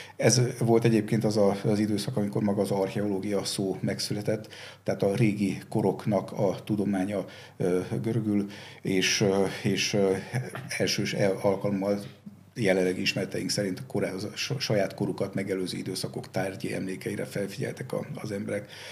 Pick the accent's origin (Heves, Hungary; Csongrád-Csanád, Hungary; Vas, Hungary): Vas, Hungary; Szombathely; én szombathelyen születtem, és szombathelyen nagyon sok római kori emlék van, és ezek nagyon kicsi koromban megragadták a fantáziámat